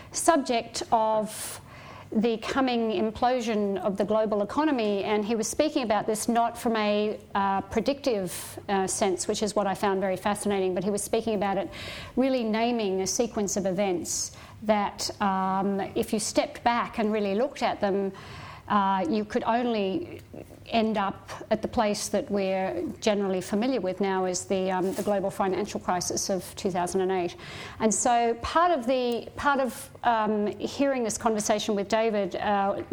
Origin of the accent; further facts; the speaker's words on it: Australia; as Australian citizens